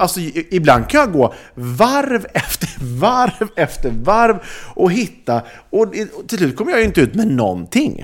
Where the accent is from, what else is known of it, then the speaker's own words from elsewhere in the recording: Sweden; oss som är svenskar